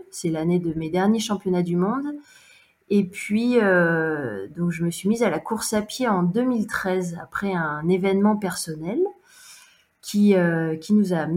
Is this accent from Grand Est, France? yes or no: no; Montpellier, Occitania, France; j'ai 34 ans et 35 ans la semaine prochaine d'ailleurs. je suis originaire de Montpellier.